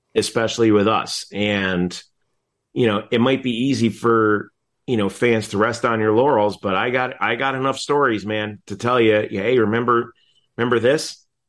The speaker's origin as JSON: {"language": "English", "town": "Nutley", "region": "New Jersey", "country": "United States", "moved": "yes", "said": "I'm from Nutley."}